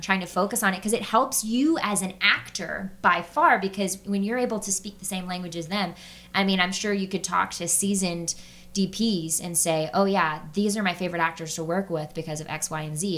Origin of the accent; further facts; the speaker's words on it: the South, United States; I'm from the South